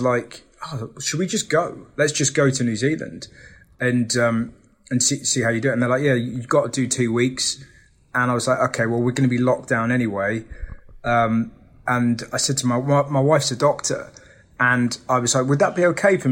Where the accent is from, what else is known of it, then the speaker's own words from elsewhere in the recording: England, United Kingdom; as an Englishman